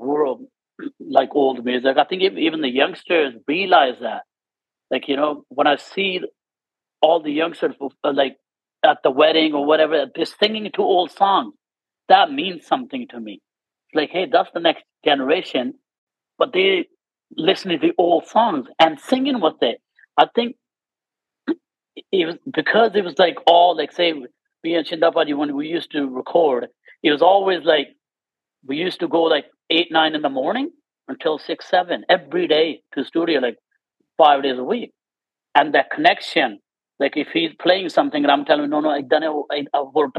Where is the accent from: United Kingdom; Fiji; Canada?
Canada; moved away; growing up in Canada